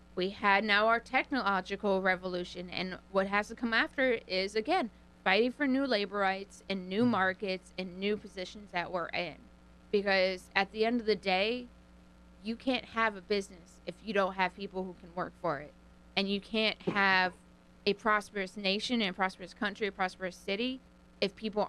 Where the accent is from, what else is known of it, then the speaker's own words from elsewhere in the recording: North Haven, Connecticut, United States; also born or lived in Memphis; I lived in Memphis. I grew up in North Haven, but then I went to the University of Memphis.